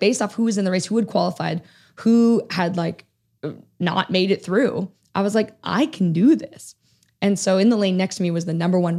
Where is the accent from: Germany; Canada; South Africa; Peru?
Canada; Toronto, Ontario; in 2015, we have the Pan Am Games in Toronto, mm-hmm. which is my hometown.